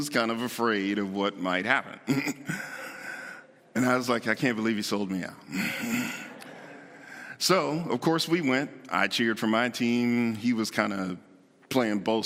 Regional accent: Pittsburgh, Pennsylvania, United States; moved away as an adult; now in Buffalo, United States; I was born and raised in Pittsburgh, so I'm a Steeler fan

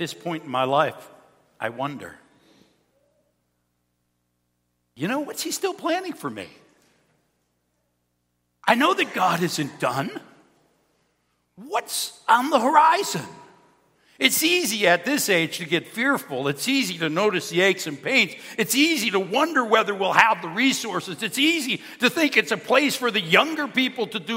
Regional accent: Cheektowaga, New York, United States; I'm a kid from Cheektowaga. I grew up in a firefighter's house.

